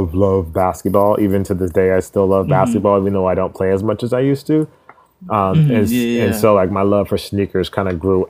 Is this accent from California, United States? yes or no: yes; California, United States; born and raised in Cali. Okay. Like 100% Cali, like never lived anywhere else really